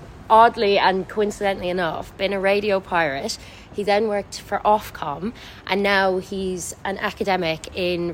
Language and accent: English; Ireland; I am from Ireland